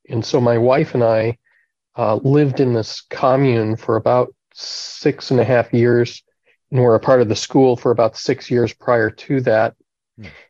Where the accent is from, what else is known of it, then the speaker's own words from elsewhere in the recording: Eau Claire, Wisconsin, United States; I grew up in the Congregational Church in Eau Claire, Wisconsin.